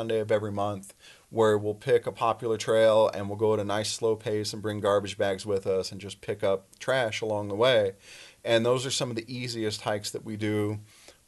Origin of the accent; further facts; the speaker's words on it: San Diego, California, United States; now in Las Vegas, United States; I grew up in San Diego